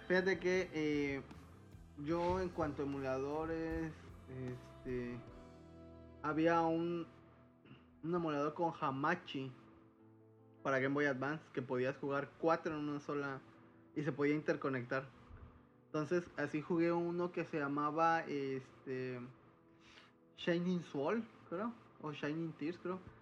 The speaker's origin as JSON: {"language": "Spanish", "region": "Veracruz", "country": "Mexico", "said": "como buen jarocho"}